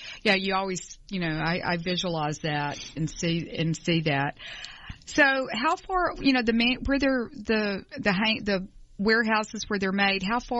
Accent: Atlanta, Georgia, United States; we're from Atlanta, and this show's broadcast in Atlanta

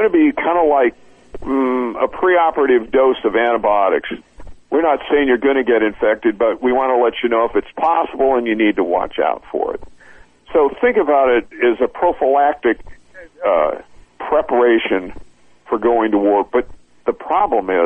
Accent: United States

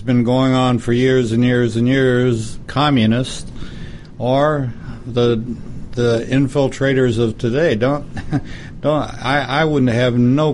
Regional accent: United States; as an American, or mm-hmm. as Americans

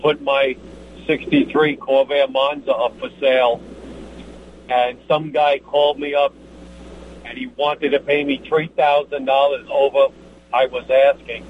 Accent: New York, United States; being the New Yorker that I am

